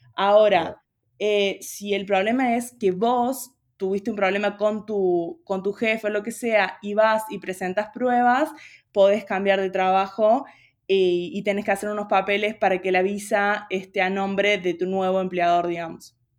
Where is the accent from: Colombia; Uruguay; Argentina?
Argentina; Río Cuarto, Córdoba; moved away as an adult; now in Buenos Aires, Argentina; Yo soy de Río Cuarto, de Córdoba, pero ya hace cuatro años que estoy viviendo allá en Buenos Aires